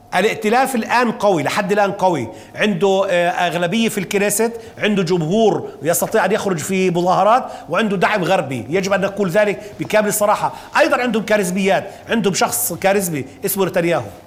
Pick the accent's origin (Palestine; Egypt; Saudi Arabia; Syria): Palestine; لنا كفلسطينيين محتلين